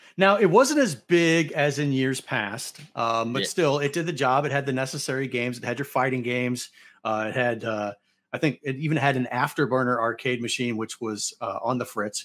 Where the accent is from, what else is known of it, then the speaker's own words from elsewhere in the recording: St. Louis, Missouri, United States; Louis Blues, they're my tried and true, they're my hometown team